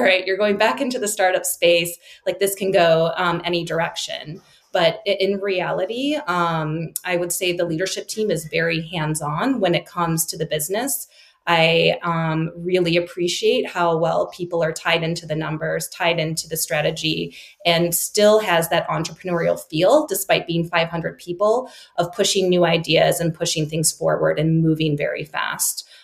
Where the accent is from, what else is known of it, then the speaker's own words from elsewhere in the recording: Chicago, Illinois, United States; moved away as an adult; also born or lived in Singapore; moving back to my hometown of Chicago